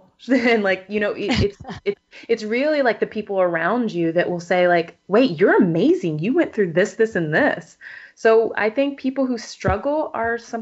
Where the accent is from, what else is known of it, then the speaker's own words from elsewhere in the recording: Texas, United States; moved away; I'm originally from Texas